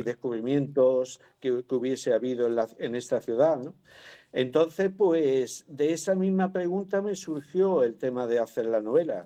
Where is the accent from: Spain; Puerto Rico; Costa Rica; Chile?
Spain; Málaga, Andalusia; yo soy malagueño